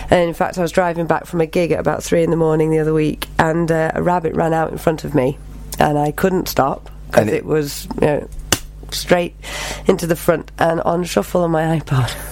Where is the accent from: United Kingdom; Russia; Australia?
United Kingdom; Bromley, London; born there; I was born in Bromley, so Farnborough Common.